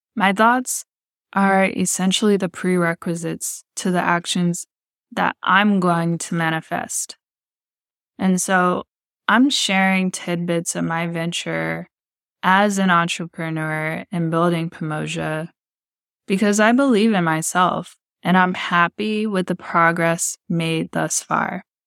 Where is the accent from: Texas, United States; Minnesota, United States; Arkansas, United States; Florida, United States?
Texas, United States; Texas City; moved away as an adult; I was raised in Texas City, Texas, which is located in the Gulf Coast, part of Galveston County and near Houston